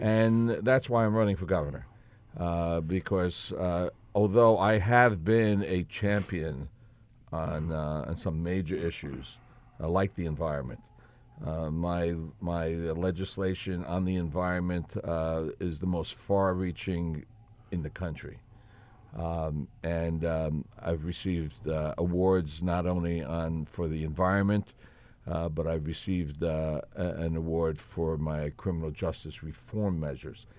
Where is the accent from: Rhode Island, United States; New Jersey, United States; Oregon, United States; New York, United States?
New Jersey, United States; Elizabeth; born in Elizabeth, born and raised in Elizabeth, uh, Elizabeth Port